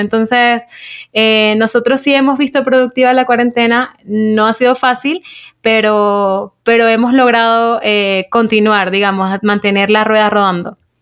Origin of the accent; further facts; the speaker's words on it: Maracaibo, Zulia, Venezuela; moved away as an adult; now in Bogotá, Colombia; yo vengo de Maracaibo